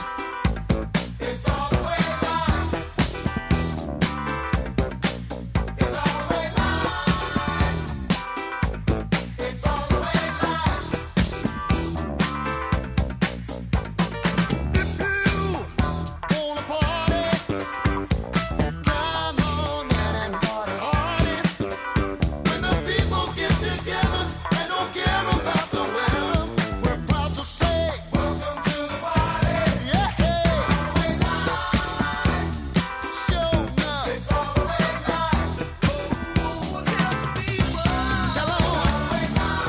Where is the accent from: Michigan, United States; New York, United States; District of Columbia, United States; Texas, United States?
Michigan, United States; Detroit; My hometown team, the Detroit Pistons